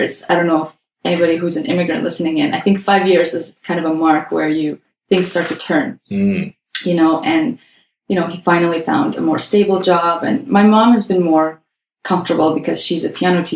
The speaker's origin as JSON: {"language": "English", "country": "Azerbaijan", "moved": "as an adult", "lives_now": "Canada", "said": "we are from Azerbaijan"}